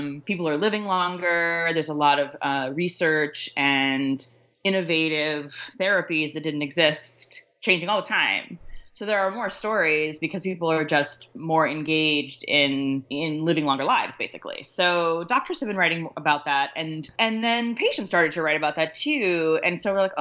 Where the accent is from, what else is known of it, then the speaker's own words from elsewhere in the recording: Laramie, Wyoming, United States; I was raised in Wyoming, mostly in Laramie